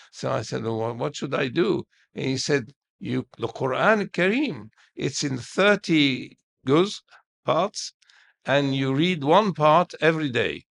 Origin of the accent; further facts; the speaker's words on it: Cairo, Cairo Governorate, Egypt; I was born in Heliopolis in, in our house.